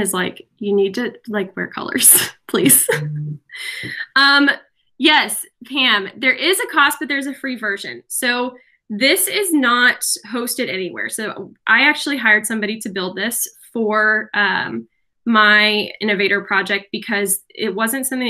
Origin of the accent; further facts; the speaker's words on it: Brazil; moved away; my home country. I'm Brazilian.